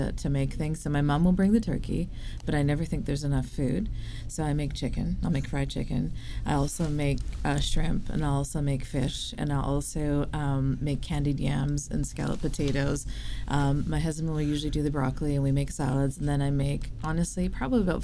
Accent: Vancouver, British Columbia, Canada; Where I'm from? Born and raised in Vancouver.

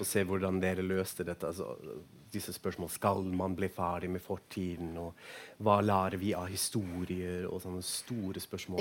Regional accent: Frankfurt am Main, Hesse, Germany; Norwegian is a second language; now in Oslo, Norway; Jeg er jo fra Frankfurt, amain opprinnelig, egentlig

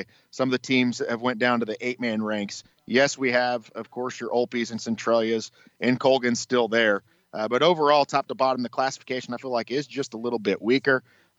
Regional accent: Frontenac, Kansas, United States; I'm from Frontenac, Kansas originally

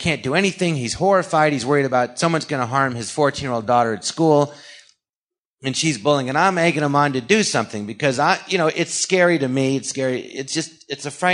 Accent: Los Angeles, California, United States; I grew up here in the Valley in Encino and Tarzana

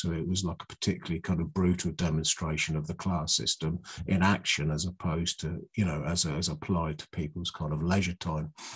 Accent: Oxfordshire, South East England, United Kingdom; I come from Oxfordshire, where you where it's more like a, sweet earth and kind of rolling hills.

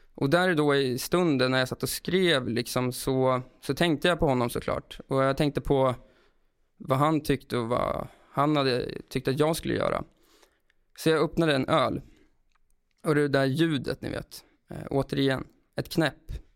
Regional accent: Brunflo, Jämtland, Sweden; now in Stockholm, Sweden; jag flyttade till Stockholm och han bodde kvar i Brunflo utanför Östersund där vi växte upp

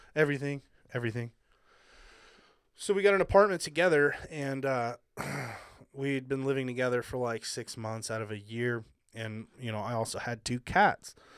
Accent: Hawaii, United States; moved away; I grew up in Hawaii, so, like, you know, my family was, like, the one white family

